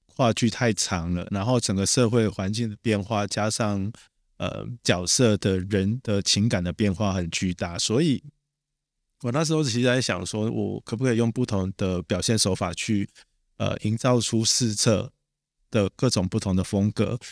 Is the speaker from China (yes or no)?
no; Taiwan; 我是台湾人啊